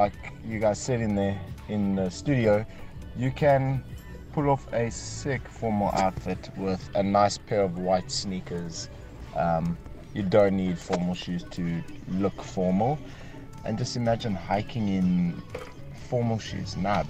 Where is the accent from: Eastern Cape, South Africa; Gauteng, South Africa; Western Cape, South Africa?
Western Cape, South Africa; Cape Town; I'm from Cape Town.